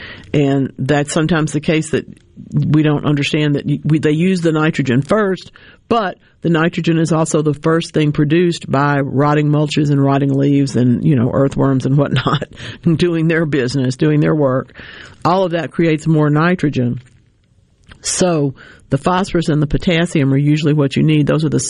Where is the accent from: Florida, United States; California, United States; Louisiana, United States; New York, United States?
Louisiana, United States; North; I grew up in North Louisiana.